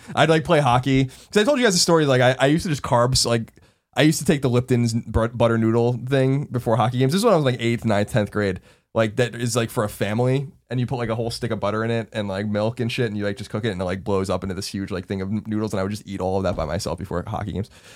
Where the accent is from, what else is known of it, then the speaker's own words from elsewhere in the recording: Long Island, New York, United States; moved away; growing up on Long Island in the shadow of New York City